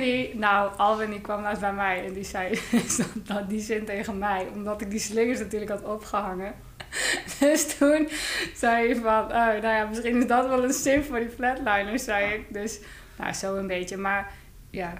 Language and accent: Dutch; Joure, Friesland, Netherlands; Ik kom uit Joude